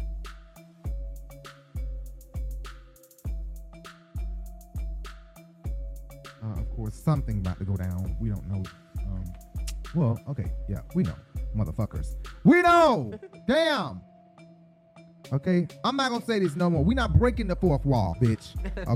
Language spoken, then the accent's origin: English; Decatur, Georgia, United States; we are from Decatur